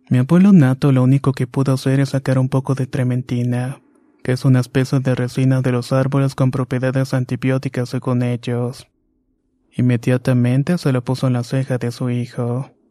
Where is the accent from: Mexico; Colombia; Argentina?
Mexico; San Felipe Hidalgo, Tlaxcala; Soy originario de San Felipe Hidalgo, un pequeño pueblo que no rebasa los 1200 habitantes. Esta es una localidad en Anacamilpan, Tlaxcala.